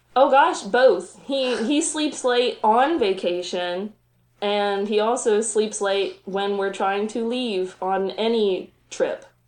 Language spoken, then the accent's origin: English; south of Roanoke, Virginia, Appalachian Mountains, United States; now in Roanoke, United States; I grew up south of here in the Appalachian Mountains